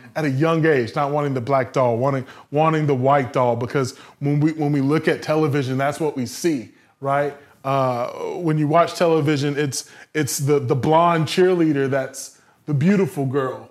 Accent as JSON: {"language": "English", "region": "the South", "country": "United States", "tie": "born or raised there", "said": "Growing up in the South"}